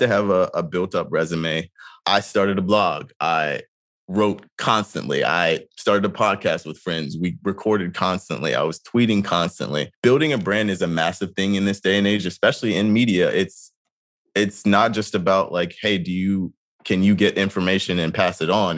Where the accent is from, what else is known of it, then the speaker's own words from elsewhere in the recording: North Carolina, United States; growing up in North Carolina